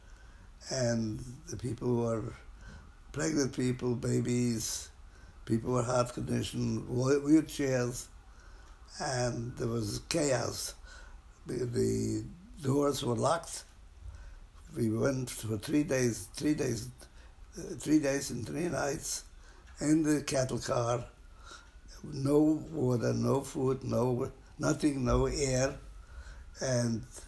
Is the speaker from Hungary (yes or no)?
yes; Hungary; moved away; I am from Hungary